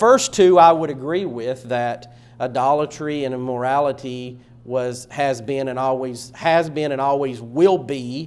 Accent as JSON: {"language": "English", "region": "East Tennessee", "country": "United States", "tie": "born or raised there", "said": "growing up in East Tennessee"}